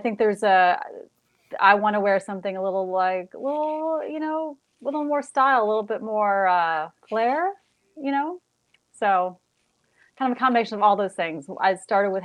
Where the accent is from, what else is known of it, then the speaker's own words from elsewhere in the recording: Western New York, United States; moved away as an adult; also born or lived in Buffalo; I'm from there originally. I'm born and raised in Western New York